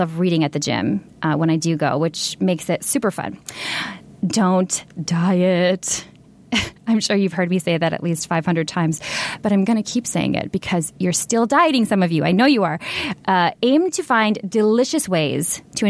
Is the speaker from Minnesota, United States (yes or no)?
yes; Minnesota, United States; now in Los Angeles, United States; I grew up in Minnesota